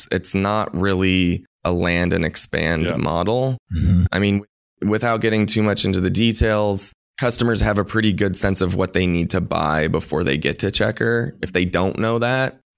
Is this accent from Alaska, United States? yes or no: yes; Anchorage, Alaska, United States; moved away as an adult; also born or lived in San Francisco; born and raised in Anchorage, Alaska.